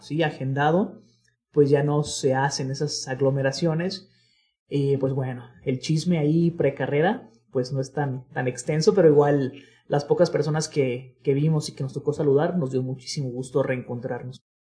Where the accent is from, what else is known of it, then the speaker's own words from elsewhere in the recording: Guadalajara, Jalisco, Mexico; todos los amigos que somos de acá de Guadalajara